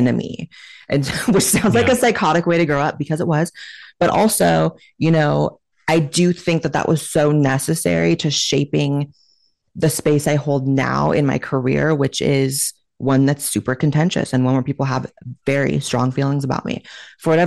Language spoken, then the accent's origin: English; Chico, California, United States; moved away as an adult; also born or lived in Hollywood, California; now in Austin, United States; I grew up in a town called Chico, California